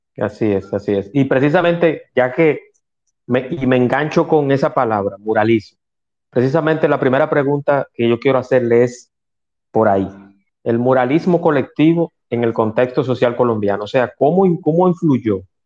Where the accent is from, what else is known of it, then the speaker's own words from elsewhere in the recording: Dominican Republic; en mi país